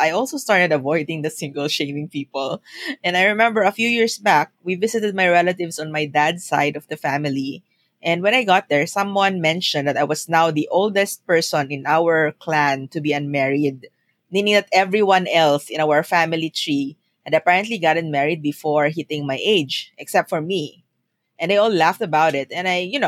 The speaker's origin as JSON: {"language": "English", "country": "Philippines", "also_born_or_lived": "Singapore", "moved": "as an adult", "said": "when I moved to Singapore from the Philippines"}